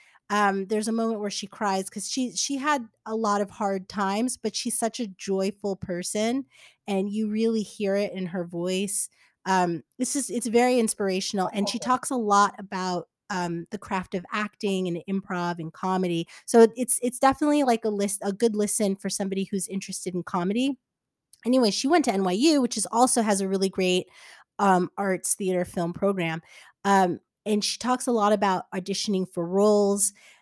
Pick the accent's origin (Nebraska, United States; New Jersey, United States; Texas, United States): New Jersey, United States; Englewood; I'm from Englewood.